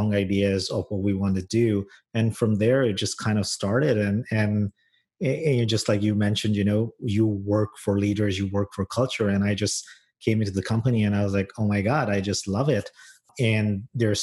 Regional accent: San Francisco, California, United States; moved away as an adult; now in Toronto, Canada; I'm a San Franciscan. That's my hometown.

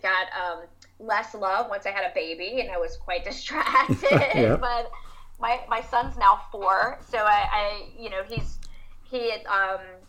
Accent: the South, United States; I'm from the South in the U.S.

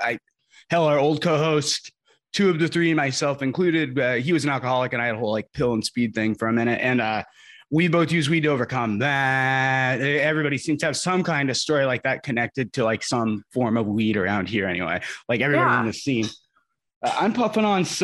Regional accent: Indiana, United States; now in Lawton, United States; places like Indiana where I'm from

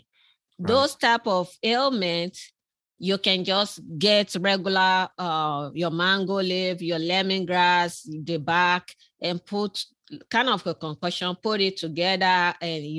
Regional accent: southern Nigeria, Nigeria; moved away; I was born in Nigeria myself.

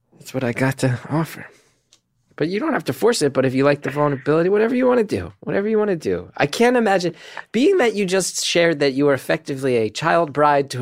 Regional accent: New York City, New York, United States; especially as a New Yorker.

